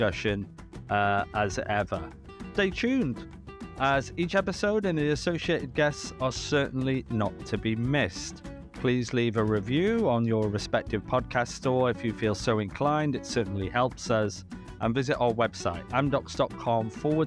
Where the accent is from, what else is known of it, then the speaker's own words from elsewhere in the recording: England, United Kingdom; now in Canada; I'm English